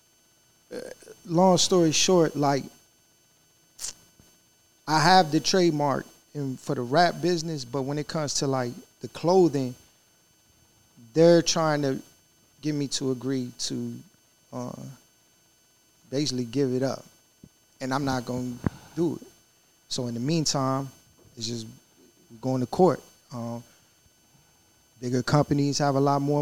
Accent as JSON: {"language": "English", "town": "Richmond", "region": "Virginia", "country": "United States", "said": "we're from Richmond, Virginia"}